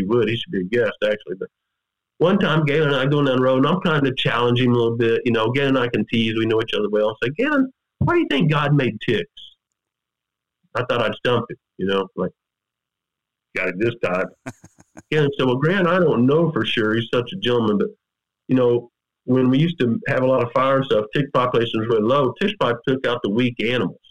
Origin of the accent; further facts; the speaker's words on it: Missouri, United States; I grew up scouting turkeys in Missouri.